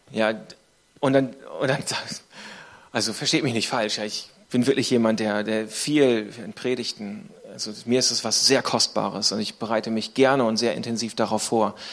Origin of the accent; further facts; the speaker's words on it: Northern Germany, Germany; Ich komme aus dem Norden von Deutschland.